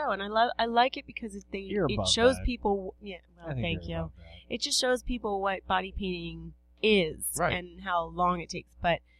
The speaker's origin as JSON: {"language": "English", "town": "Randallstown", "region": "Maryland", "country": "United States", "tie": "born or raised there", "said": "Randallstown, actually. Girl. Grew up in Randallstown."}